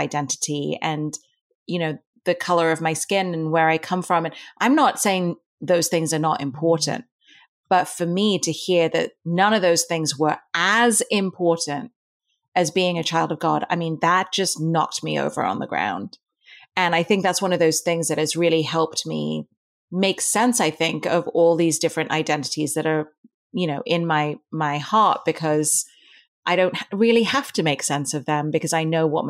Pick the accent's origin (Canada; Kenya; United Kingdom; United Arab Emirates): United Arab Emirates; Dubai; also born or lived in India; But I was born in India, but I grew up in Dubai in the Middle East. And in Dubai, I attended a British-run school.